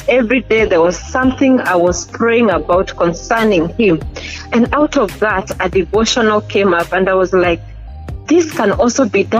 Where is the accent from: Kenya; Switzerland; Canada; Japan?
Kenya; now in Uganda; Yes, I'm a Kenyan.